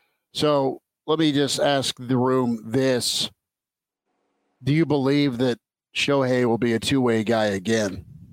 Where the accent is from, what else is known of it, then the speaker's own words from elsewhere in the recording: Nebraska, United States; I'm from Nebraska.